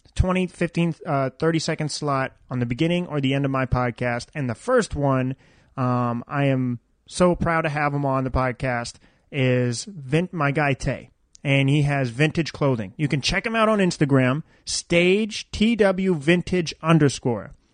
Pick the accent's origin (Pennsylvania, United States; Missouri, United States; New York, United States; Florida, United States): Florida, United States; Daytona Beach; I'm obviously from Daytona Beach, Florida